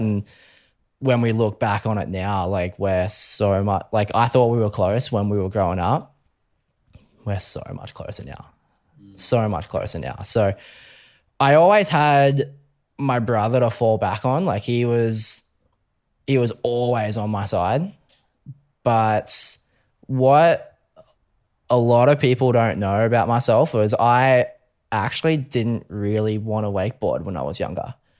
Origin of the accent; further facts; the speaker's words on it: Brisbane, Queensland, Australia; Brisbane boy, born and raised. Um, always grew up in Brisbane